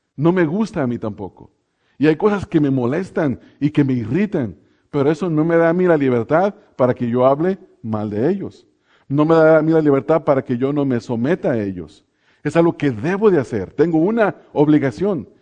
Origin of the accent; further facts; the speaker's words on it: Mexico; now in Pomona, United States; a nosotros los que nos ha tocado estar lejos de los lugares donde nacimos, eh, en México, yo me acuerdo que en mi pueblo, hermanos, había una cantina